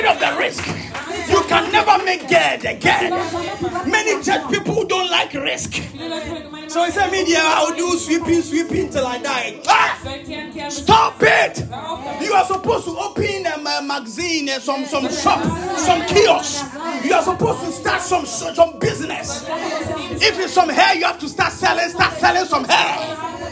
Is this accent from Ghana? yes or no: yes; Ghana; Oh Ghana